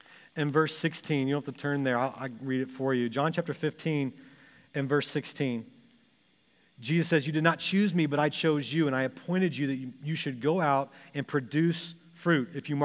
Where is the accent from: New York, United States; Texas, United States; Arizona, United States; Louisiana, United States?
Texas, United States; moved away as an adult; also born or lived in Springfield, Missouri; now in Ohio, United States; when I was growing up in Texas in middle school